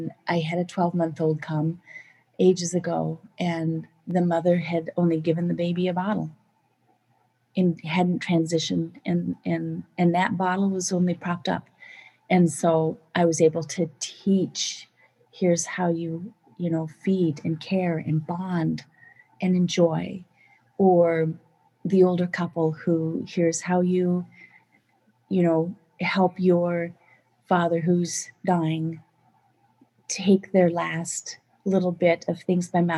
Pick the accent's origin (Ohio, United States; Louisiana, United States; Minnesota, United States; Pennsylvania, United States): Minnesota, United States; I come from Minnesota where we have fish and release